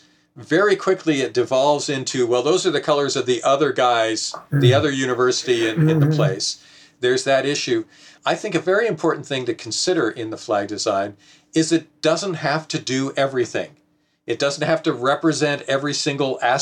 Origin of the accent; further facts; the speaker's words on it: Oregon, United States; I'm from Oregon